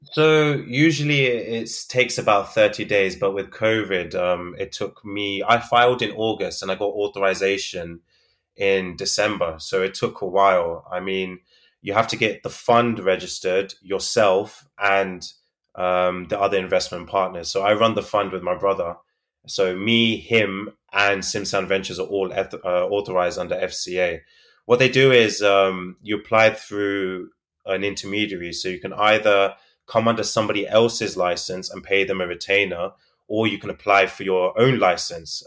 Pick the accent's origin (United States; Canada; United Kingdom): United Kingdom; London; I'm from London, the U K